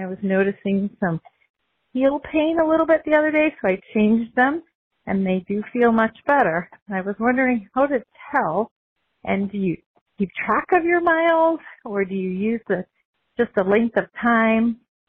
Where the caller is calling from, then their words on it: Pennsylvania, United States; I'm calling from Pennsylvania.